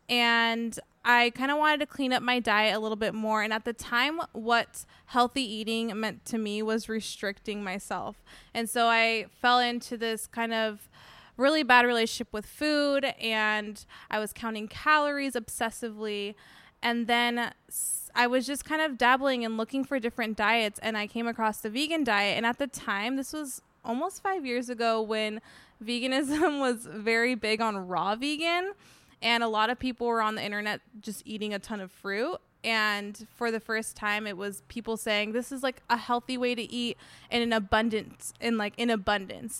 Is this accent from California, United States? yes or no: yes; San Diego, California, United States; I grew up in San Diego. I've lived here my whole life.